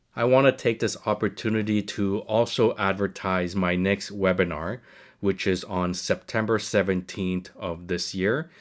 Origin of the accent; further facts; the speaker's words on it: Montreal, Quebec, Canada; moved away as an adult; now in Toronto, Canada; I'm from Montreal, like you, Bob, I'm from Montreal, I moved here right after residency